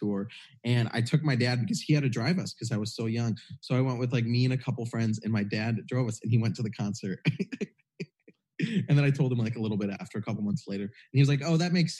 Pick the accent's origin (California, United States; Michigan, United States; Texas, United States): Michigan, United States; I grew up in Michigan in a pretty small town.